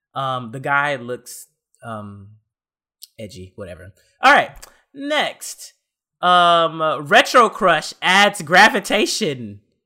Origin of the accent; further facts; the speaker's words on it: Texas, United States; moved away; I'm from Texas, so, like, I'm used to the heat